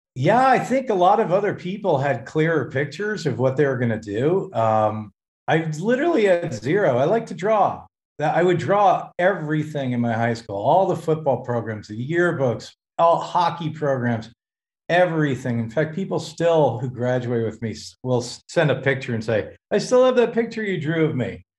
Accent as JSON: {"language": "English", "town": "Hackensack", "region": "New Jersey", "country": "United States", "tie": "born or raised there", "also_born_or_lived": "Los Angeles", "moved": "yes", "lives_now": "California, United States", "said": "I, I, was born and raised in New Jersey, born in Hackensack"}